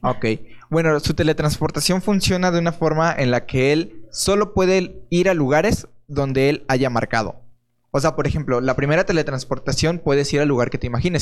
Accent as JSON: {"language": "Spanish", "country": "Mexico", "said": "somos mexicanos"}